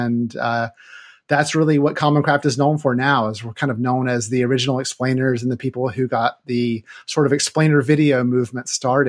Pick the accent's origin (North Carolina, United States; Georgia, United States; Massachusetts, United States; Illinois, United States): North Carolina, United States; now in Seattle, United States; I am originally from North Carolina. I moved to Seattle in 1998